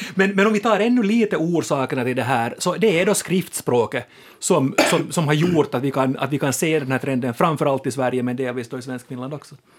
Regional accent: Finland; vi finlandssvenskar

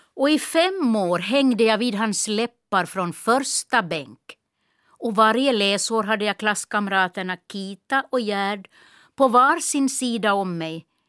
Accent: Kiskis, Esse, Ostrobothnia, Finland; accent: Esse dialect; first language Esse dialect (Swedish); moved away as an adult; also born or lived in Nykarleby / Stockholm; min lärare i byskolan hemma i Kisk

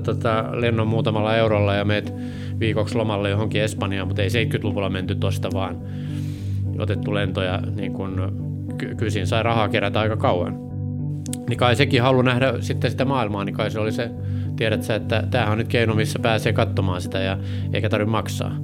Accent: Hamina, Kymenlaakso, Finland; moved away; also born or lived in Germany / Helsinki; Mä oon Haminasta kotoisin ja siellä oli satama vieressä ja siellä sitten kakarana

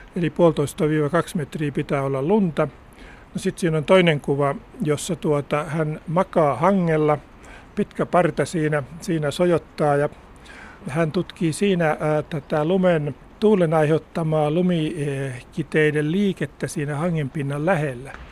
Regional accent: Häme, Tavastia, Finland; mun lapsuudessa Hämeessä

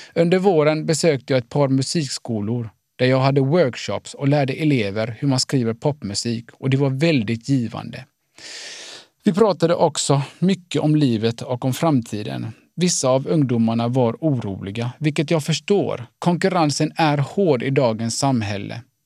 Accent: Gothenburg, Västra Götaland, Sweden; Jag är född och uppvuxen i Göteborg av finska föräldrar

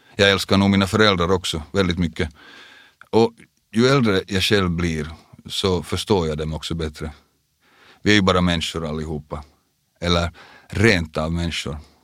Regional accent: Vaasa, Ostrobothnia, Finland; moved away; also born or lived in Porvoo; vi flyttade alltså från Borgo till Vasa, då jag gick i andra klass. Vasa kom också att bli den stad jag kallar hemstad i många år

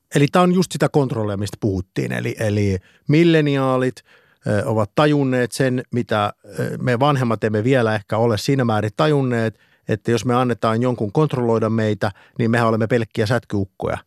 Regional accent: Eura, Satakunta, Finland; minä olen Eurasta

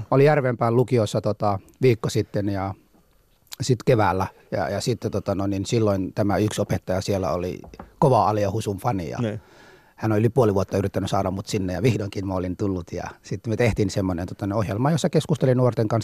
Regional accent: Mogadishu, Banadir, Somalia; Finnish is a second language; now in Finland; Mogadishussa kyllä synnyin silloin ja elänyt siellä, kunnes sitten se sota alkoi

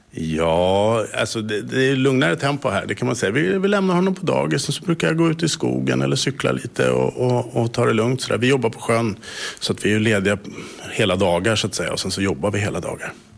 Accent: Stockholm, Stockholm County, Sweden; moved away as an adult; now in Bromarv, Finland; jag är född och uppvuxen i Stockholm

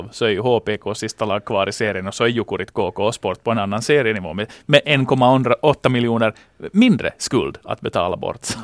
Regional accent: Finland; Och för tillfället som finländare, så man kan inte gå förbi den här kampen om Maurice Richard-trofén

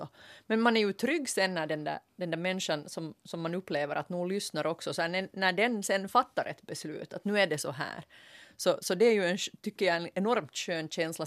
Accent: Ostrobothnia, Finland; Som jag österbottning

